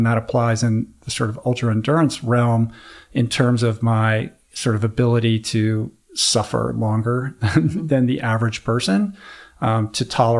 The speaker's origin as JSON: {"language": "English", "region": "East Coast", "country": "United States", "tie": "born or raised there", "said": "You know, sunny California. I grew up on the East Coast."}